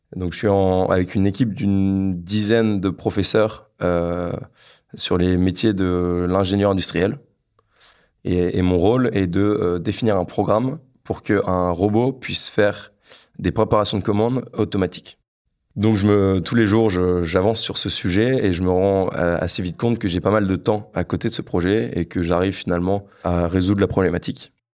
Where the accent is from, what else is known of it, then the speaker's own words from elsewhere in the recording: Lille, Hauts-de-France, France; j'ai 26 ans, je suis originaire de Lille.